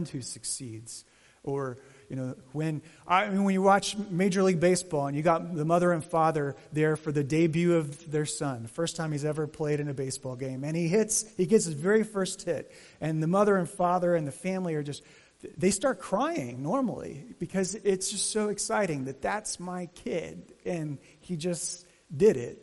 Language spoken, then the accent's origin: English; Arizona, United States; growing up in Arizona